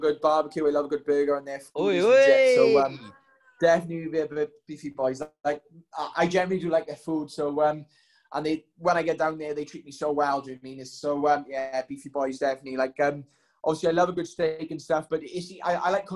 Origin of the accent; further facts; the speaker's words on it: Wales, United Kingdom; I've always loved being Welsh